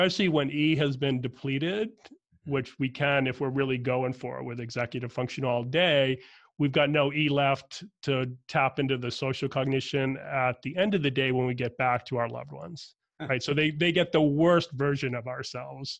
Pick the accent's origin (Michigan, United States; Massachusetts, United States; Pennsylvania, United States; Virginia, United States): Massachusetts, United States; Boston; I'm from Boston, Irish Catholic family. My dad had crazy commute in and out of Boston most of my growing up time period